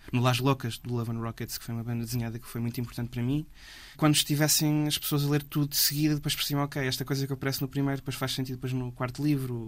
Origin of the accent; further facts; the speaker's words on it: Figueira da Foz, Coimbra District, Portugal; Eu sou da Figueira da Foz e cresci lá nos anos 2000